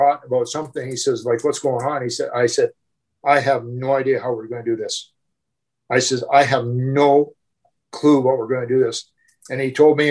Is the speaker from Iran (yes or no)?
no; Jasper, Alberta, Canada; Jasper was my hometown